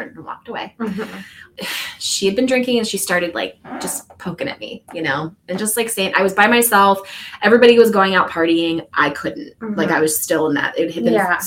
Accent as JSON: {"language": "English", "region": "West Virginia", "country": "United States", "tie": "born or raised there", "said": "I grew up in West Virginia"}